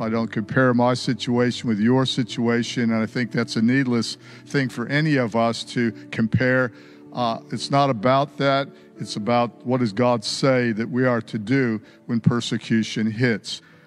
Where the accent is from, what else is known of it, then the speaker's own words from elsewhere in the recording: United States; I was born in America. I've got an accent